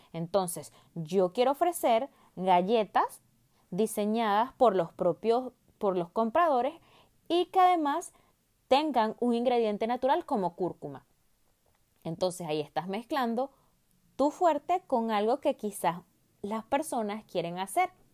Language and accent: Spanish; Venezuela; moved away; una empresa en mi país natal, Venezuela